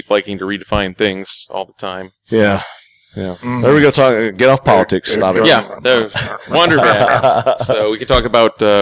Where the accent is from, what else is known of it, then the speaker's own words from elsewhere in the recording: Illinois, United States; I'm I'm from Illinois.